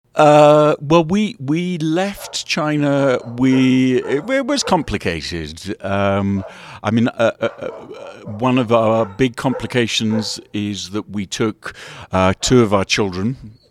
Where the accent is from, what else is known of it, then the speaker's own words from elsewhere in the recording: England, United Kingdom; also born or lived in United States; I'm from England